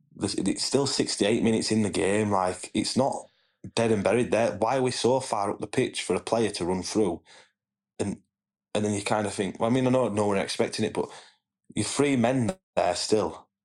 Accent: Bradford, Yorkshire and the Humber, United Kingdom; Yeah, I'm from Bradford, mate.

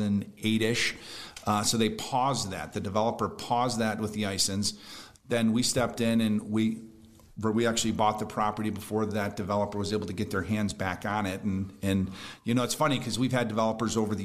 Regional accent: Brunswick, Ohio, United States; I'm 47 years old. I grew up in Brunswick, and I'd been going to Mapleside since I was a kid

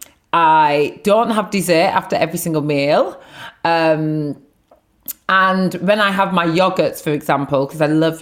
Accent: Blackburn, North West England, United Kingdom; growing up in Blackburn with two Nigerian parents, five brothers, two sisters

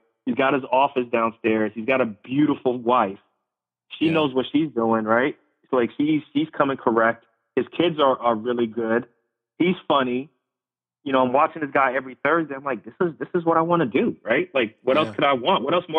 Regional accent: Queens, New York, United States; Like, I grew up in New York City. I grew up in Left Rack City, if anybody's familiar with that. Spent like the first 10 years of my life in Left Rack City in Queens

